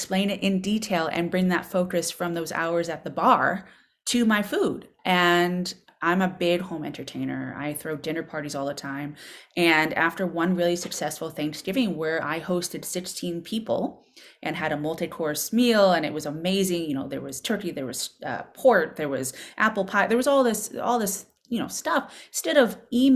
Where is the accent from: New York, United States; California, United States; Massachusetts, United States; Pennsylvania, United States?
Massachusetts, United States; Boston; moved away as an adult; now in Berkshires, United States; I was a complete city girl, born and raised in Boston, urban gal